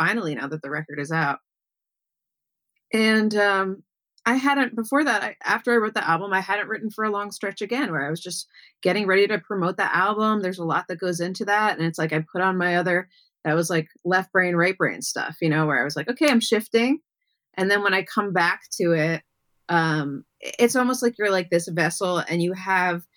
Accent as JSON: {"language": "English", "region": "New York", "country": "United States", "tie": "born or raised there", "said": "I grew up in Greenwich Village"}